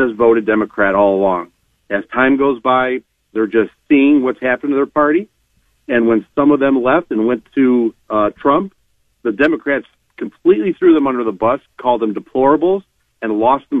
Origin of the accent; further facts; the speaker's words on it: Cleveland, Ohio, United States; now in Parma, United States; I grew up in Slavic Village, moved to Parma